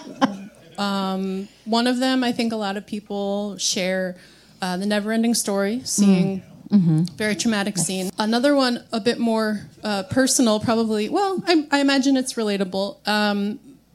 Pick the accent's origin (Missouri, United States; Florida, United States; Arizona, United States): Arizona, United States; Arizona, where I grew up